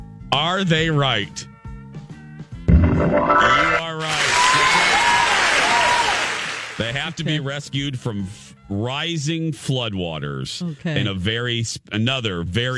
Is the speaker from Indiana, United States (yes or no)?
yes; Indiana, United States; accent: Indiana; There's my Indiana accent coming up.